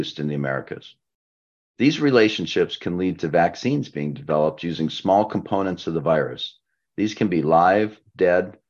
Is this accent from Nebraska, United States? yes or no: yes; Nebraska, United States; my home state of Nebraska